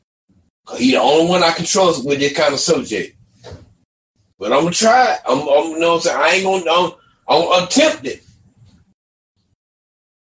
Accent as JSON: {"language": "English", "country": "United States", "said": "I'm from America"}